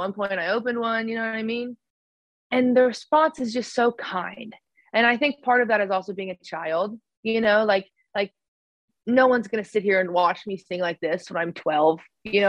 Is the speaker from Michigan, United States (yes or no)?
no; Oklahoma, United States; moved away; back home in Oklahoma when I was maybe eighth grade, maybe a freshman in high school